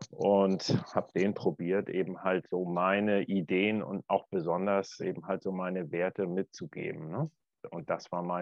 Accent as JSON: {"language": "German", "region": "Northern Germany", "country": "Germany", "said": "als, als Norddeutscher."}